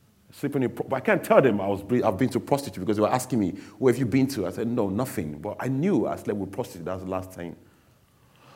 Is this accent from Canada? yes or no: no; Nigeria; now in England, United Kingdom; I was born in England, but I grew up in Nigeria